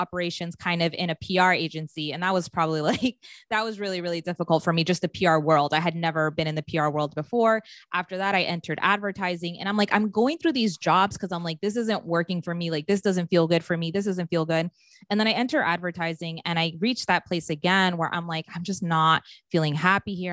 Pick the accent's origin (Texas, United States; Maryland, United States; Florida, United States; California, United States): Maryland, United States; moved away; I grew up in Maryland